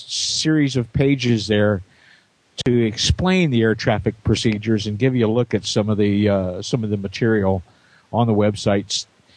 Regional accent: Indiana, United States; moved away; Back in my home state of Indiana

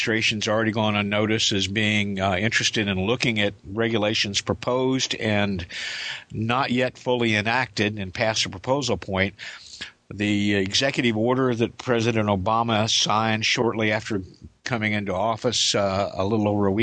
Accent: Indiana, United States; now in Kansas, United States; In my hometown in Indiana, Clark Regional, Juliet Victor Yankee, and right across the river, Bowman Field.

